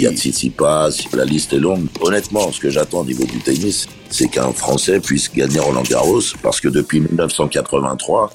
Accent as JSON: {"language": "French", "town": "Paris", "region": "Île-de-France", "country": "France", "tie": "born or raised there", "said": "je suis né à Paris"}